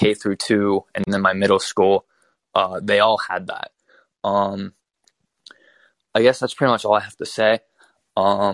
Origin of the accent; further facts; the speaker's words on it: Western Pennsylvania, United States; I'm from Western PA